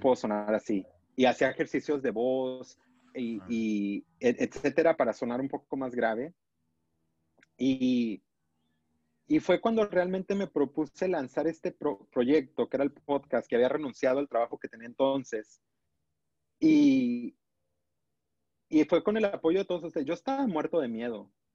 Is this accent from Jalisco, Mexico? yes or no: yes; Los Altos de Jalisco, Mexico; como persona de pueblo, de los Altos de Jalisco